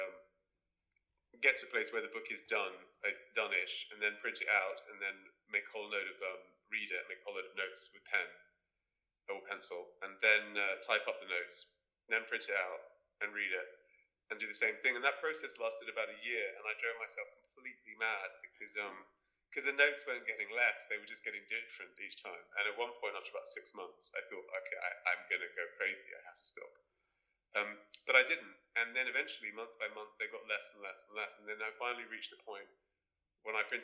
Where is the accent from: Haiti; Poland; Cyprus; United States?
Cyprus; I grew up in Cyprus, in the Mediterranean